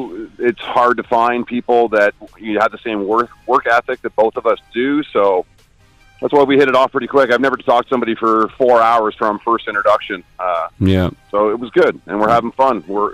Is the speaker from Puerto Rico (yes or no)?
no; Canada; moved away; Yeah, I'm Canadian